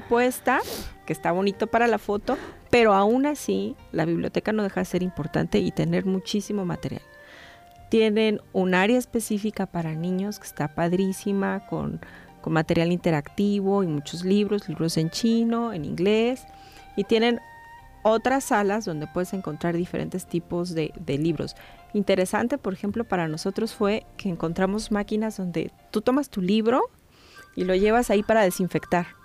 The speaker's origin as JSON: {"language": "Spanish", "country": "Mexico", "said": "A nosotros como mexicanos"}